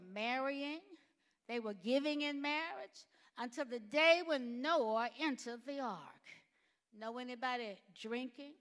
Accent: Alabama, United States; I grew up in Alabama

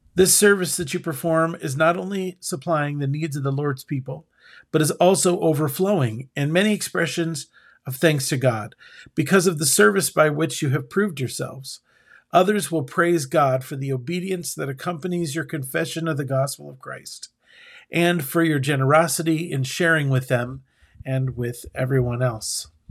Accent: United States; as an American

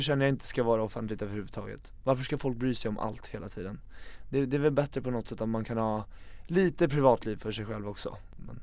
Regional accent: Eskilstuna, Södermanland, Sweden; sitta hemma i Eskilstuna

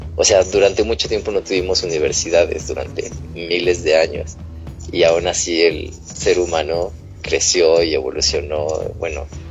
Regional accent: Mexico; nosotros como mexicanos

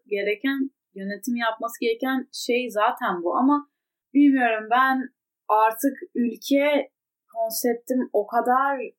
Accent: Turkey; now in France; ben zaten Türk'üm

